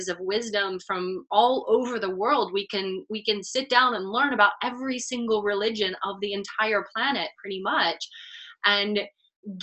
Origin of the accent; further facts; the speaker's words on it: Texas, United States; moved away; also born or lived in New York City / Los Angeles; I grew up in Texas suburban. I moved to New York City. I lived in Los Angeles